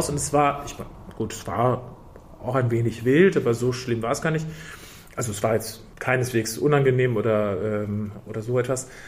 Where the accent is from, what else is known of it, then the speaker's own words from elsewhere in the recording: Dortmund, North Rhine-Westphalia, Germany; Ich singe in meiner Heimatstadt in Dortmund